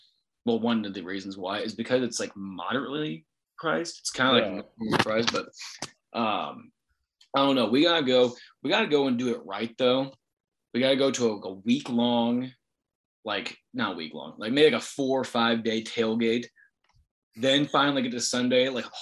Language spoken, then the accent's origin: English; Springfield, Illinois, United States; we're from Springfield, Illinois.